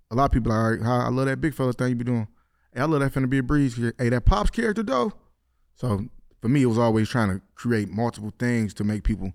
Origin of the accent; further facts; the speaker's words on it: Detroit, Michigan, United States; I grew up on the east side of Detroit.